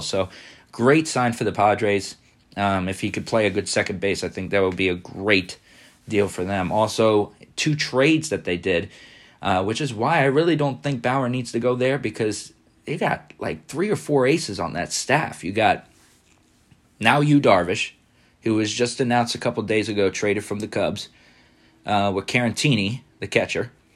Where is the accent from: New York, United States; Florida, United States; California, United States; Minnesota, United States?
Florida, United States; Tampa; now in Alabama, United States; I'm also from the Tampa Bay area